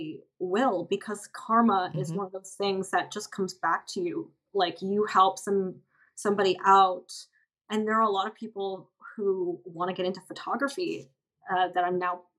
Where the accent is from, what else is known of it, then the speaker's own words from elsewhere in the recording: United States; outside of America, where I'm from